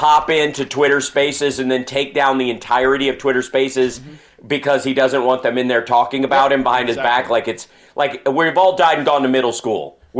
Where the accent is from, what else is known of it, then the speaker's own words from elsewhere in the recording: Ohio, United States; I'm from Ohio.